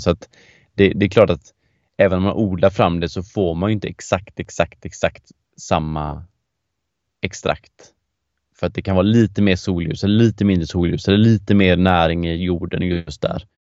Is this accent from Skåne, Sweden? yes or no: no; Gothenburg, Västra Götaland, Sweden; Jag är ju göteborgare i grunden